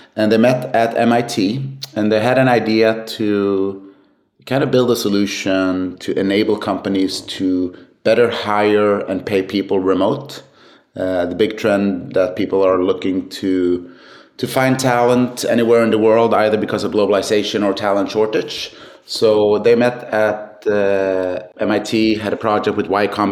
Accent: Sweden; born and raised in Sweden

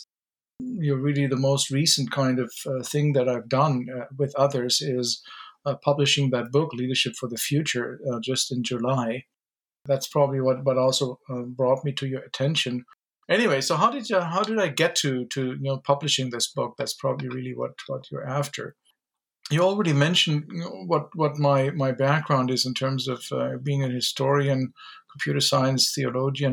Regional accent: Germany; moved away; my background is German. I grew up in Germany

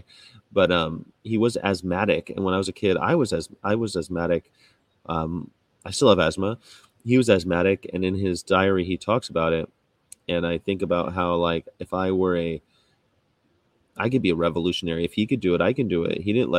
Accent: United States; also born or lived in Germany; I'm American, so like we're all mixed up. But I'm like German-Irish mostly. And I lived in Germany for 6 years

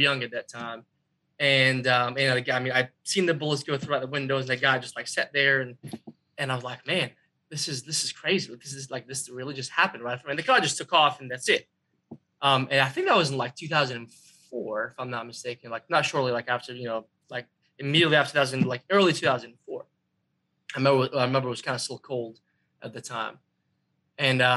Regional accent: Baghdad, Baghdad Governorate, Iraq; English is a second language; now in United States; I grew up in Iraq, Baghdad.

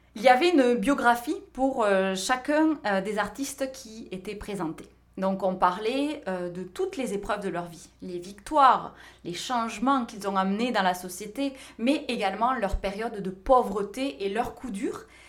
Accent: France; moved away as an adult; now in North America

